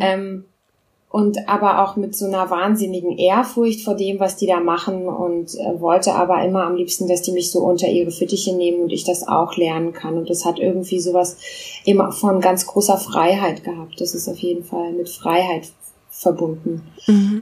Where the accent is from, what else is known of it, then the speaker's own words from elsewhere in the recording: Berlin, Germany; first language Russian; German is a second language; also born or lived in Moscow, Russia; ich bin in Berlin geboren.